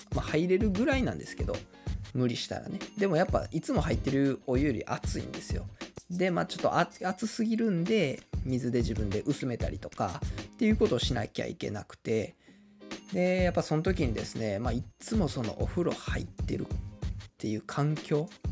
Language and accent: Japanese; Kawanishi, Hyogo, Japan; 日本でも有数の里山である川西市、えー、出身なんですけれども